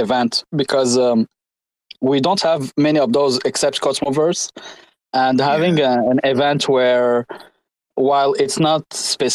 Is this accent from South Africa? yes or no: no; Quebec, Canada; I'm from Quebec